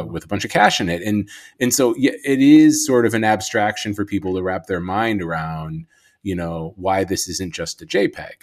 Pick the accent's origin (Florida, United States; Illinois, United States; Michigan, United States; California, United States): Illinois, United States; Chicago; I'm from Chicago